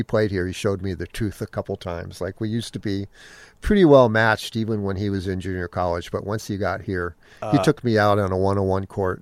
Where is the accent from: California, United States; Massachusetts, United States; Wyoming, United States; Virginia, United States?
California, United States; Menlo Park; I grew up in Menlo Park. I got music lessons from Phil Lesh.